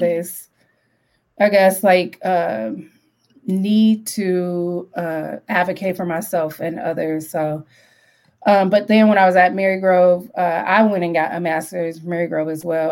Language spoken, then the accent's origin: English; Detroit, Michigan, United States; I grew up on the west side and I grew up really close to Dearborn